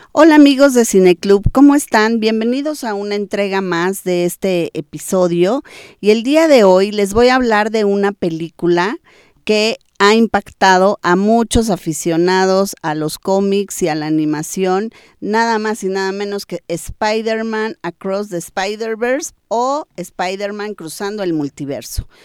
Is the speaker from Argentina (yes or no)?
no; Mexico